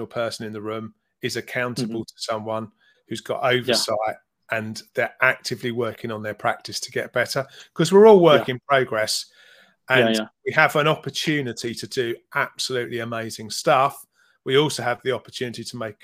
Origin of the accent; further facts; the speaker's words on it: London, United Kingdom; I was born in North London